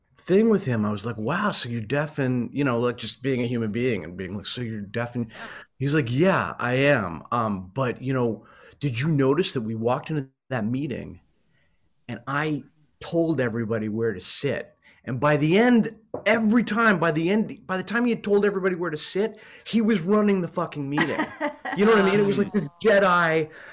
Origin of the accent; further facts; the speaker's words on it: Princeton, New Jersey, United States; also born or lived in Hawaii / Australia; I went to middle school and high school in Princeton, New Jersey. So I generally call Princeton my hometown.